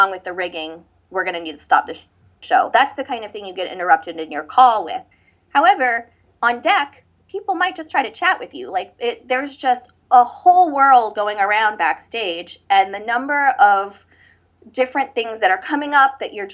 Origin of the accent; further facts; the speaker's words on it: St. Louis, Missouri, United States; I'm from St. Louis